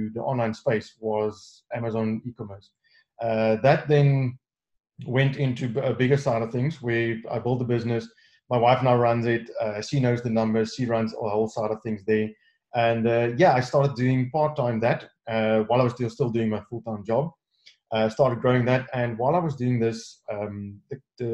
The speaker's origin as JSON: {"language": "English", "country": "South Africa", "said": "I'm from South Africa"}